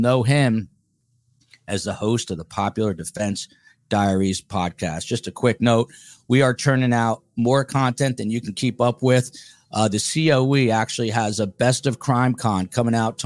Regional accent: Highland Park, New Jersey, United States; where I grew up in Highland Park, New Jersey

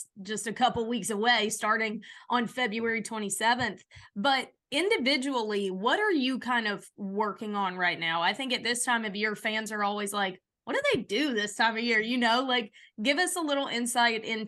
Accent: Alabama, United States; We're all actually from very small towns. I'm from a small town in Alabama

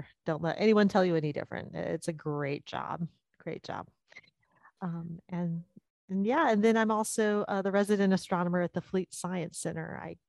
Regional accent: Sacramento, California, United States; also born or lived in Tempe, Arizona; I was born and raised in the Sacramento area. So I've lived in California most of my life.

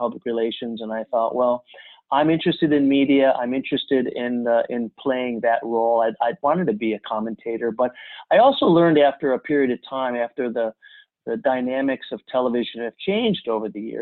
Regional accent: Chicago suburbs, Illinois, United States; I'd played lots of sports growing up in the Chicago suburbs

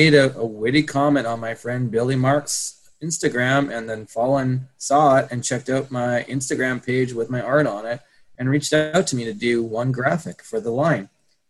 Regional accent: Canada; it's hard enough to run a skate company in Canada

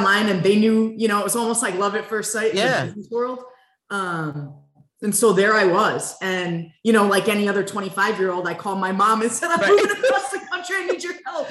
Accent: Connecticut, United States; Born and raised in Connecticut

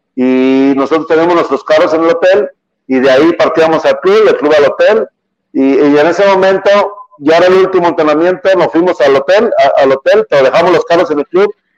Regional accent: Guadalajara, Jalisco, Mexico; yo soy del barrio de Talpita, todo mi barrio estaba ahí en una, en una esquina con toda mi familia

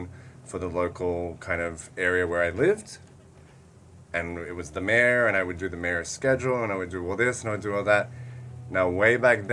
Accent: Australia; moved away; I'm originally from Australia

